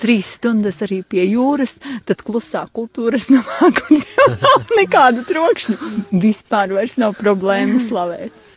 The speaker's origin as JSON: {"language": "Latvian", "town": "Gulbene", "region": "Gulbene Municipality", "country": "Latvia", "said": "Es esmu no Gulbenes draudzes"}